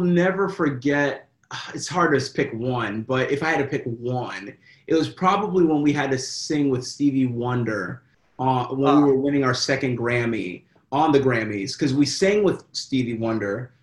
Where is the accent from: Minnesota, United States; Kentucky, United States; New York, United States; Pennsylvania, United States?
Kentucky, United States; I am from Kentucky